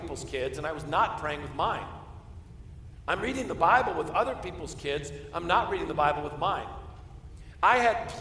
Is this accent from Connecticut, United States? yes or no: yes; Simsbury, Connecticut, United States; I grew up in Simsbury, Connecticut, not too far away from you